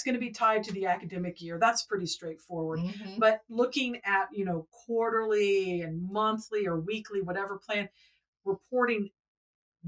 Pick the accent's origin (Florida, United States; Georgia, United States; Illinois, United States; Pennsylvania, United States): Georgia, United States; Atlanta; I am from Atlanta